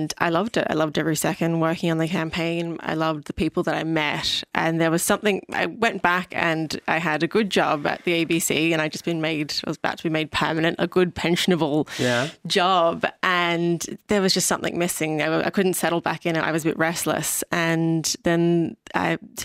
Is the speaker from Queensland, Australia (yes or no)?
no; Sydney, New South Wales, Australia; moved away as an adult; now in Ireland; I'm from Sydney